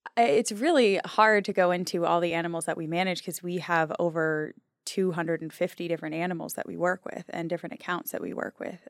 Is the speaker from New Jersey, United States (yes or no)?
no; New Hampshire, United States; I grew up in New Hampshire